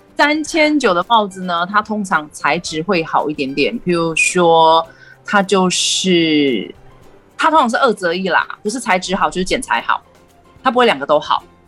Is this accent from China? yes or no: no; Taiwan; 我们台湾人